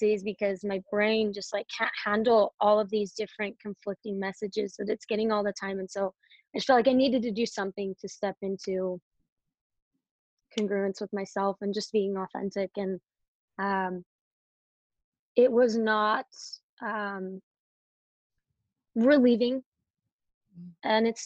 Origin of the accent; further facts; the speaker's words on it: Provo, Utah, United States; I grew up in Provo, Utah